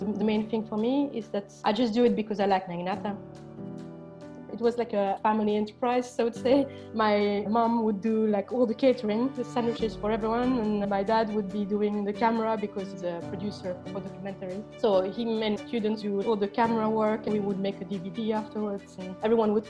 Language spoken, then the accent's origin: English; Brussels, Brussels-Capital Region, Belgium; moved away as an adult; also born or lived in Porto, Portugal; now in London, United Kingdom; I'm from Belgium originally, although now I live in London